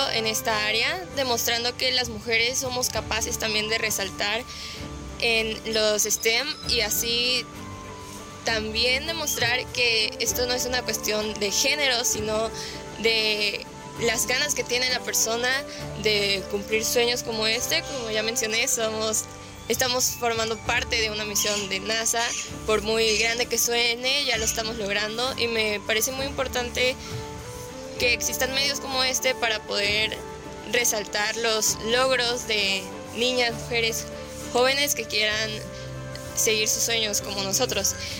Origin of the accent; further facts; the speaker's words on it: Mexico; no solamente como mexicana